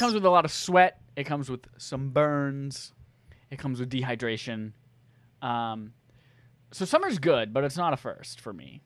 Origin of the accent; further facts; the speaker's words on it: North Carolina, United States; moved away as an adult; also born or lived in Chicago / California; growing up in North Carolina